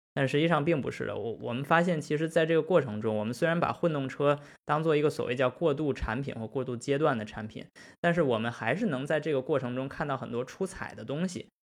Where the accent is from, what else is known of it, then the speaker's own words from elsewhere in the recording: China; moved away; 因为我们是中国人，我们是中国汽车人